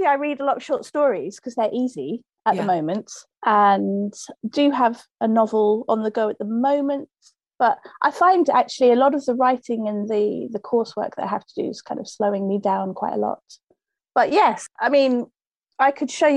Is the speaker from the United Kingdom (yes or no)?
yes; Buckinghamshire, South East England, United Kingdom; moved away as an adult; also born or lived in Harrow, London / York / London / Japan; I was born in North London in Harrow, and then grew up in Buckinghamshire